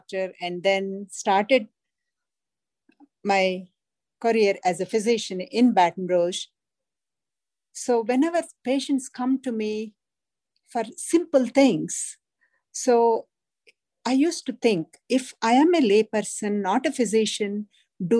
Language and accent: English; India; moved away; Growing up in India, in a large family